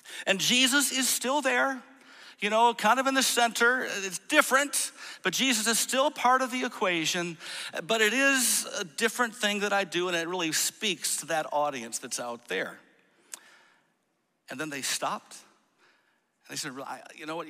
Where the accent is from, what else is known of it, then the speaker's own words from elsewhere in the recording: Grand Rapids, Michigan, United States; I grew up in Grand Rapids, Michigan.